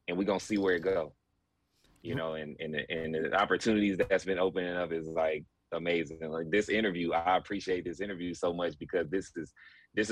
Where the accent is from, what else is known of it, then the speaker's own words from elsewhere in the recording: Georgia, United States; also born or lived in Mansfield, Ohio; I grew up in Georgia. You know, this is definitely like home for me. I was born in Ohio, Mansfield, Ohio, to be exact